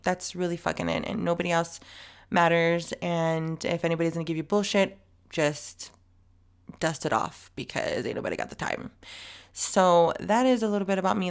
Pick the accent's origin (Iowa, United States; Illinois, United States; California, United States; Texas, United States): California, United States; El Centro; now in San Diego, United States; I was born in El Centro